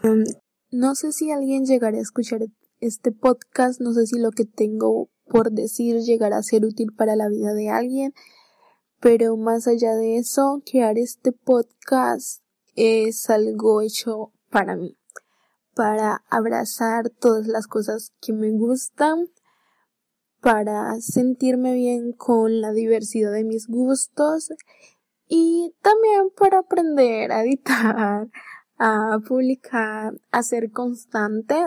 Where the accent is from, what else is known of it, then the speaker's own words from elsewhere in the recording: Colombia; soy de Colombia